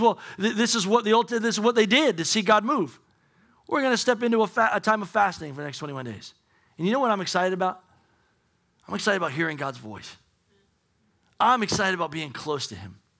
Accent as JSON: {"language": "English", "country": "United States", "said": "we're American"}